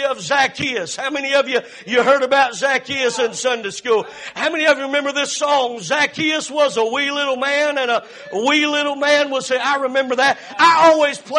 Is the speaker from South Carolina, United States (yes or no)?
yes; Cowpens, South Carolina, United States; moved away; 2 miles from here is where I was born and raised and lived in Cowpens, South Carolina